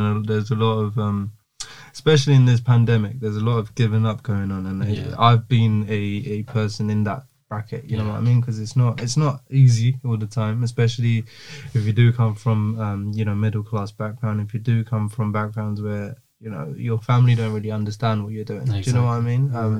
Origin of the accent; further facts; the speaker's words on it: Jaffna, Northern Province, Sri Lanka; in Jaffna, for example, my hometown, where it's not really a thing that happens.